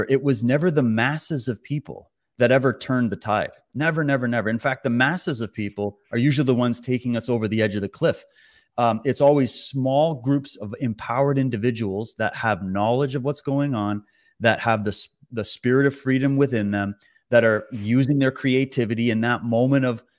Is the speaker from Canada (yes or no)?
yes; Canada; as a Canadian